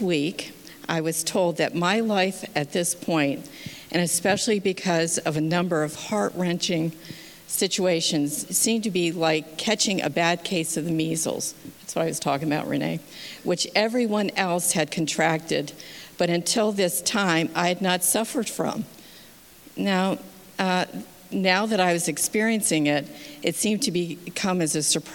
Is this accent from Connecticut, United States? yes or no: no; Massachusetts, United States; also born or lived in Schenectady, New York; I was born in 1953 in Schenectady, New York, and raised mostly in Massachusetts.